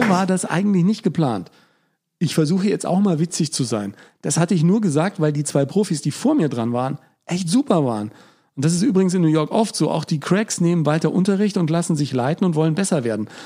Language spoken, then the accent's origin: German; Germany; ich bin Deutscher